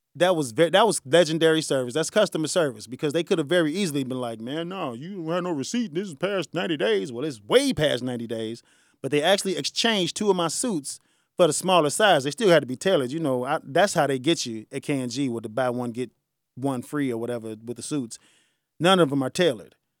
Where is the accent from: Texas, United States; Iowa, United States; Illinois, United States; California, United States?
Illinois, United States; Chicago; I'm from the South Side